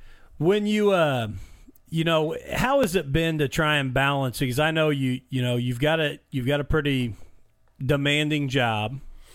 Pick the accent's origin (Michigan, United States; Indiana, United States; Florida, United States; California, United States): Indiana, United States; Mitchell; I grew up in Mitchell, Indiana, and going to Bloomington Speedway